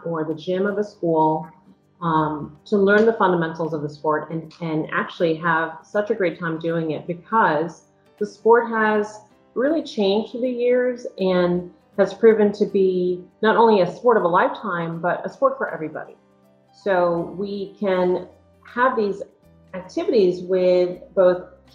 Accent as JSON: {"language": "English", "town": "New York City", "region": "New York", "country": "United States", "tie": "born or raised there", "also_born_or_lived": "Westchester County", "said": "I grew up in New York City"}